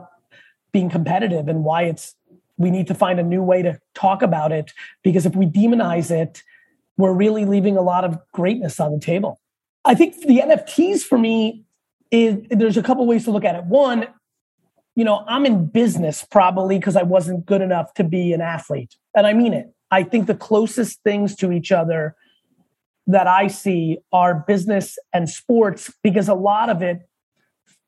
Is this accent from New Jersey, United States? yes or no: yes; Edison, New Jersey, United States; also born or lived in Soviet Union / Queens, New York; I was born in the Soviet Union. I moved to Queens when I was three, lived there for a couple of years, and I mainly grew up in Edison, New Jersey